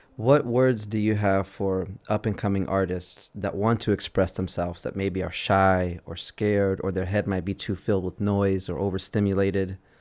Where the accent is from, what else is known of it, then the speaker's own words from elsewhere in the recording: Chicago, Illinois, United States; growing up in Chicago